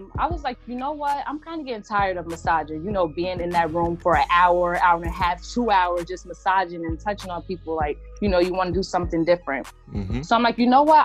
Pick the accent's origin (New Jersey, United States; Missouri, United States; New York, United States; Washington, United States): New Jersey, United States; Somerville; I'm originally from Somerville, New Jersey